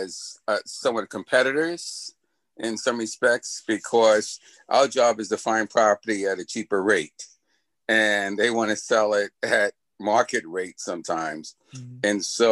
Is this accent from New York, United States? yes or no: yes; New York City, New York, United States; also born or lived in Long Island, New York; I grew up in the city in the Bronx, but I live in Long Island